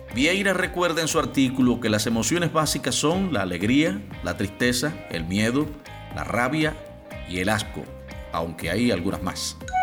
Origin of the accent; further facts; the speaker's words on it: Cuba; soy el cubano de efecto C